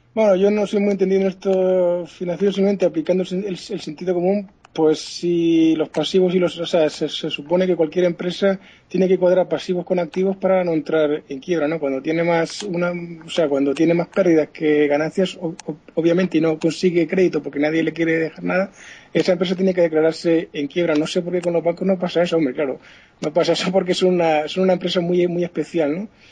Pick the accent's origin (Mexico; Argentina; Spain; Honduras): Spain; somos latinos, españoles, tanto franceses como españoles